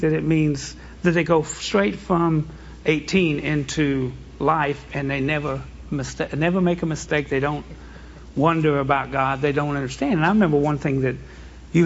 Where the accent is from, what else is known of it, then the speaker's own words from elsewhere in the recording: Springfield, Missouri, United States; also born or lived in Branson, Missouri; we grew up in Springfield area and Branson area, so we've been in Branson. We've known about Branson our whole lives